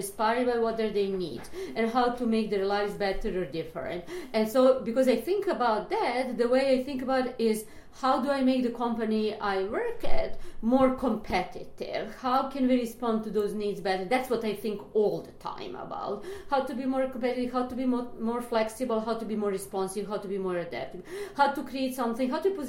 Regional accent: Belgrade, Serbia; moved away as an adult; now in New York, United States; I'm Serbian. I moved from Belgrade. I just finished psychology there

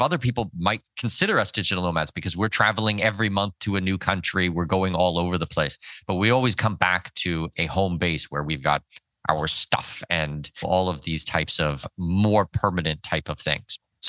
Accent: Canada

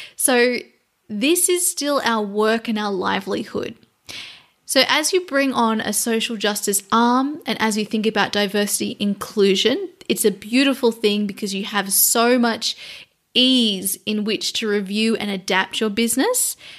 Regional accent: Australia; So I am an Australian. I am an Indigenous Australian

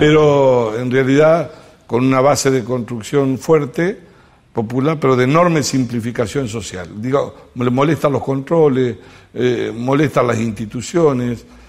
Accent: Lucas González, Entre Ríos, Argentina; now in Córdoba, Argentina; Se llama Lucas González, al lado de Nogoyá

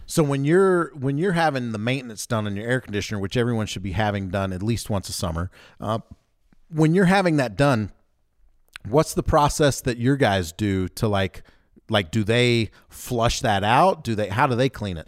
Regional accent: the South, United States; I grew up in the South, so I can call myself like a redneck

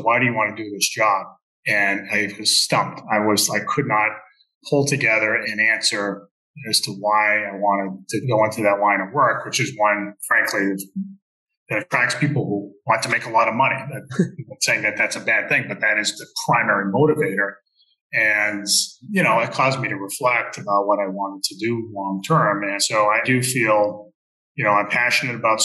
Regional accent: New Bedford, Massachusetts, United States; I'm from here in New Bedford originally

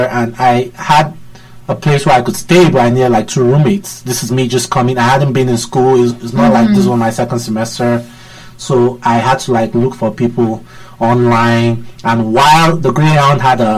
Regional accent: Nigeria; moved away as an adult; now in Washington, D.C., United States; I'm from Nigeria. Came to the U.S.

